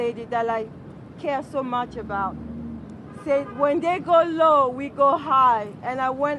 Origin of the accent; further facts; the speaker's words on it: Republic of the Congo; now in United States; I am from the Republic of Congo. I came in this country in 1994.